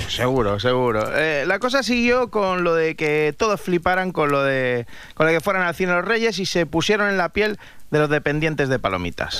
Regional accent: Madrid, Community of Madrid, Spain; como decimos los de Madrid

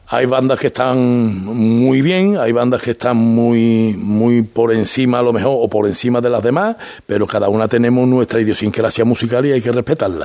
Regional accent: Seville, Andalusia, Spain; como sevillano

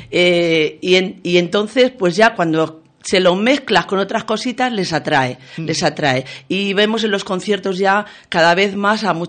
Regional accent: Casas del Monte, Extremadura, Spain; empezamos en el 1999 en Casas del Monte, mi pueblo, se ha dicho también de paso, que está en el Valle del Ambros.

